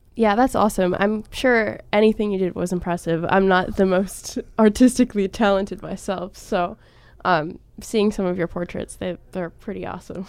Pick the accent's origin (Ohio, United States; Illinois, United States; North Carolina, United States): Ohio, United States; Cleveland; I'm from Cleveland